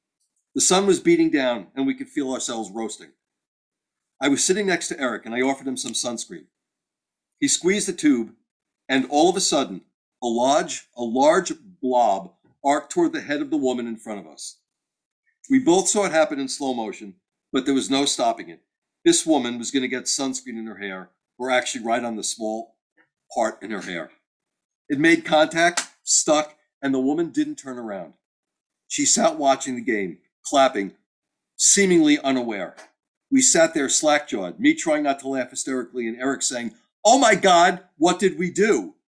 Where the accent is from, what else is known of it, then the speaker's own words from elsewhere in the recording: Texas, United States; It was the hottest baseball game I'd ever been to, and I'm from Texas, so that's saying something.